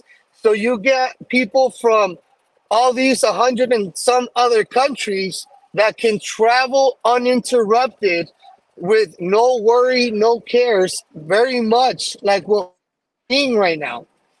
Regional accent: El Paso, Texas, United States; I was born and raised in El Paso, Texas, I come from a predominantly strong Democrat hold city, very, very Democrat, very blue.

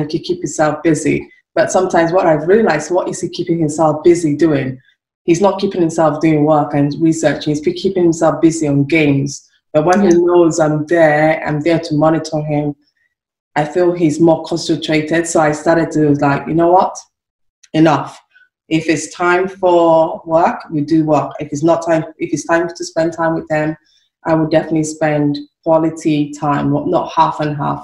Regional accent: Nigeria; now in United Kingdom; I'm from Nigeria, came over to the UK

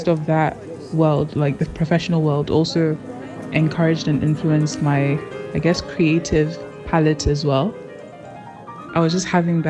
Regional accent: Ghana; moved away as an adult; also born or lived in Nottingham; now in London, United Kingdom; I'm a Ghanaian graphic designer, photographer, videographer, and web designer currently living

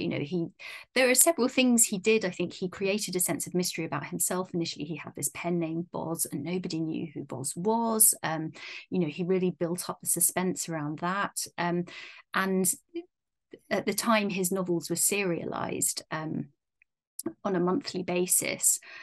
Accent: United Kingdom; being British

